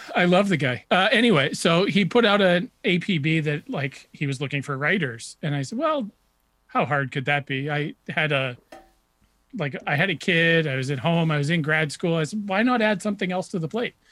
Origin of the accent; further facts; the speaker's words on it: New Hampshire, United States; I grew up in New Hampshire